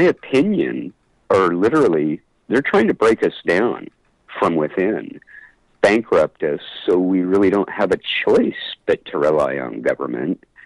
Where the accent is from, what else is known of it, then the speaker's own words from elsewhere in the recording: San Luis Obispo, California, United States; my hometown of San Luis Obispo